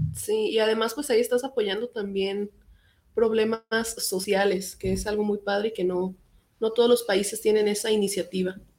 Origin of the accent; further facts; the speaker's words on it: Mexico; nosotros como mexicanos